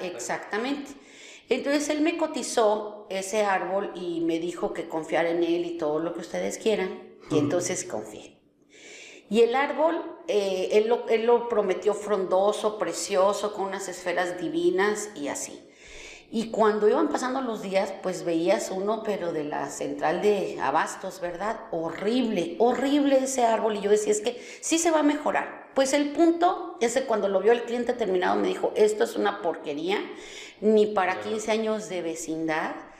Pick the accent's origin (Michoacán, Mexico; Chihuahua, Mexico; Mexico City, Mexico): Mexico City, Mexico; moved away as an adult; also born or lived in Guadalajara; now in Monterrey, Mexico; Yo soy de la Ciudad de México y viví 15 años en Guadalajara y ya tengo pues 21 años aquí en, Monterrey